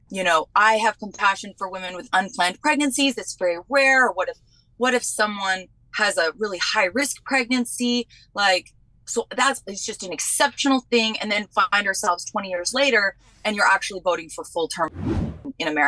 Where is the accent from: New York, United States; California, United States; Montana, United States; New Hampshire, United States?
New Hampshire, United States; also born or lived in Vermont; What's even worse is I'm actually from New Hampshire and Vermont, which is like the heart of the feminist movement.